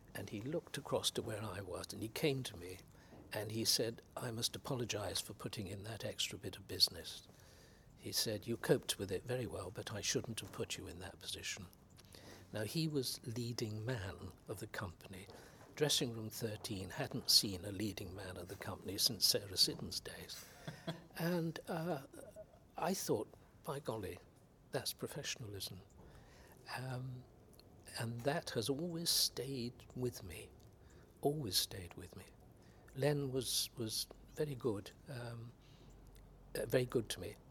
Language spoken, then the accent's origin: English; West Country, South West England, United Kingdom; I come from the West Country